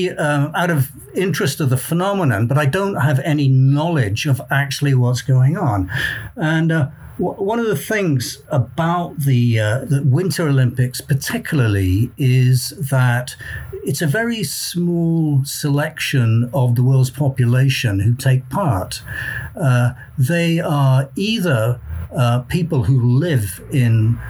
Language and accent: English; South Wales, United Kingdom; I'm from South Wales, and I was born and brought up there